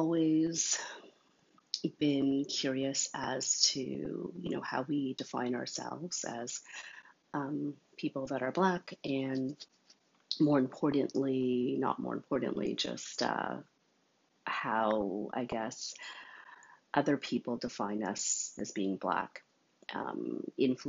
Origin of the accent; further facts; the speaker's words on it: Montreal, Quebec, Canada; I was born in Montreal